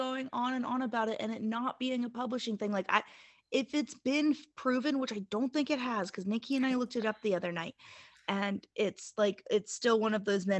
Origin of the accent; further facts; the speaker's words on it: Appalachian South, United States; I grew up in the Appalachian South.